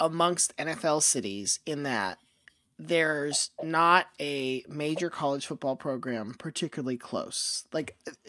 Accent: Florida, United States; moved away; when I was growing up in Florida

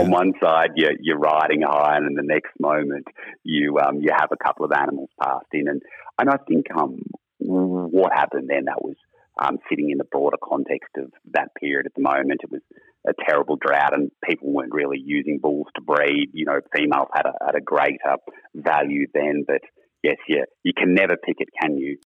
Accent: New England, New South Wales, Australia; I was um, born and raised in New England

